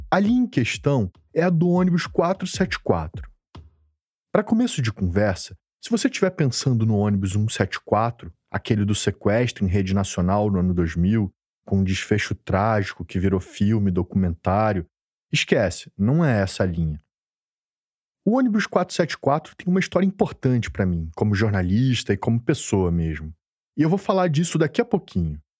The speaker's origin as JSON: {"language": "Portuguese", "region": "Rio de Janeiro", "country": "Brazil", "accent": "carioca", "said": "Pelo meu sotaque, você já percebeu que eu sou daqui também. E eu não sou nem da Zona Norte, nem da Zona Sul. Eu sou da Zona Oeste."}